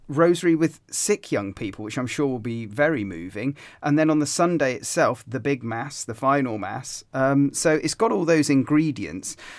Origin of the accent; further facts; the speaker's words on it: Gloucestershire, South West England, United Kingdom; I grew up in Gloucestershire